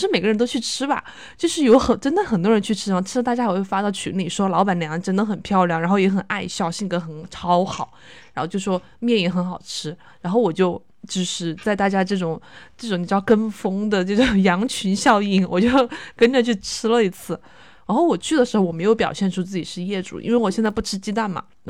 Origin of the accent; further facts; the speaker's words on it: Chongqing, China; 不知道是不是我重庆人吃不来麻，他这个花椒放的很多